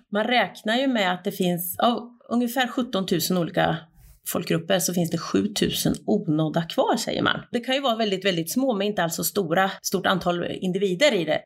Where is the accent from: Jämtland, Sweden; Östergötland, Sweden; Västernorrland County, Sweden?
Östergötland, Sweden; moved away; also born or lived in Turkey; jag är bonunge från Östgötaslätten, uppvuxen på en bondgård